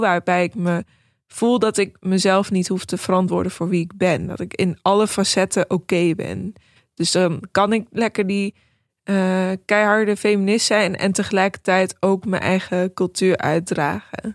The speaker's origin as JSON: {"language": "Dutch", "country": "Netherlands", "also_born_or_lived": "New York", "said": "ik ben Nederlands, maar ook Iraans"}